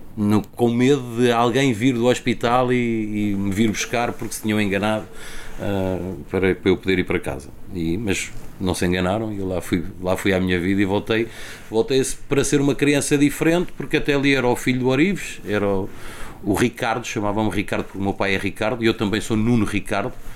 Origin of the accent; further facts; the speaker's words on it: Lisbon, Portugal; also born or lived in Benfica, Lisbon; eu cresci no, nasci em Benfica, na Estrada da Damaia, depois eh, fui criado em Alcântara